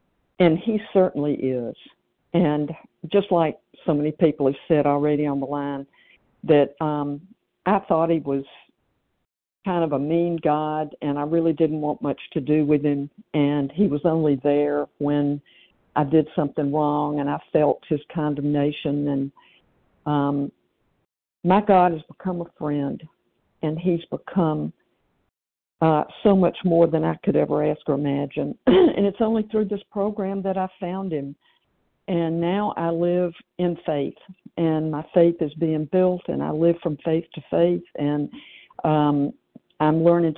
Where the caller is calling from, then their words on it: Tennessee, United States; in Tennessee, recovered and so grateful this morning.